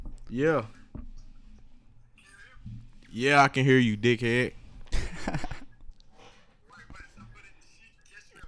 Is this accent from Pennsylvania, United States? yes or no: no; Statesville, North Carolina, United States; my hometown. This happened in Statesville